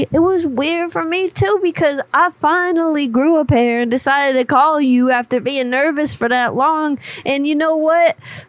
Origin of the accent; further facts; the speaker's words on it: Florida, United States; I was originally born and raised in Florida, but I done moved.